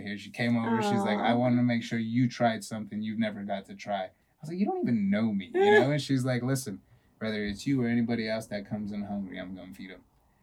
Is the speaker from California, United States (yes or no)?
yes; California, United States; I'm from California.